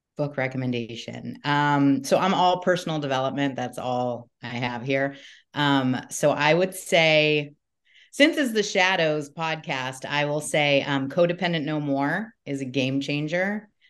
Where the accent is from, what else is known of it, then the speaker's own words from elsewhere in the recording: Newport Beach, California, United States; I grew up in Newport Beach, Um, California